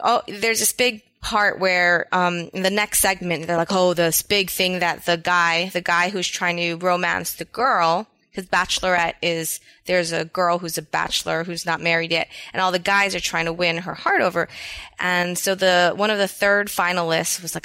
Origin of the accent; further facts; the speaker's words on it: Oahu, Hawaii, United States; also born or lived in Nevada; I grew up on Oahu